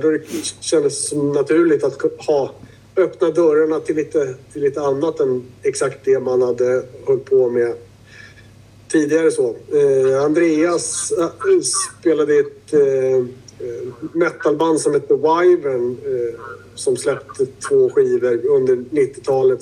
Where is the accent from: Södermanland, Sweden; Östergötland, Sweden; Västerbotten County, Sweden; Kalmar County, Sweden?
Södermanland, Sweden; Vi kommer ju från Sörmlandstrakter med mycket ekar och skit